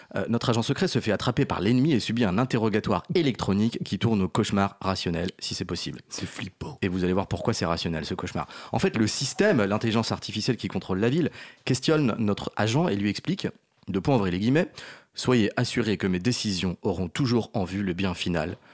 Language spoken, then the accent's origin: French; Brittany, France; je suis breton